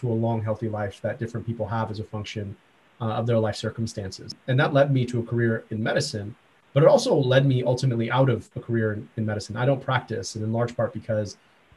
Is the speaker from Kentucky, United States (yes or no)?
no; just outside Detroit, Michigan, United States; I grew up just outside Detroit